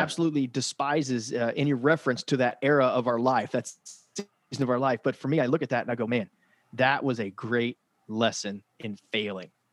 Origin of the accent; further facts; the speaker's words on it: Frankfort, Kentucky, United States; I'm from Frankfort, Kentucky